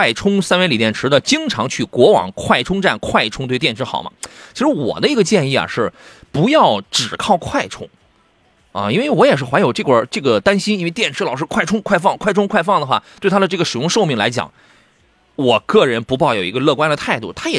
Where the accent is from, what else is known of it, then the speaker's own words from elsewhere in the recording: Qingdao, Shandong, China; 他问青岛城阳有没有田老师的门店？你等着我回了我老家去开一个吧。